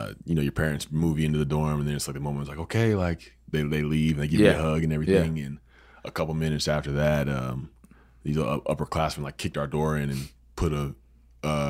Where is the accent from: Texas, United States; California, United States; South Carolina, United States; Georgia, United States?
Georgia, United States; We moved to the South growing up in Georgia